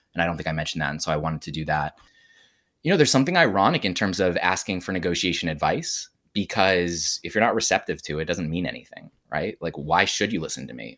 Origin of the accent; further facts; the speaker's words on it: United States; I'm an American Jew, even though my father is Catholic and all that family stuff.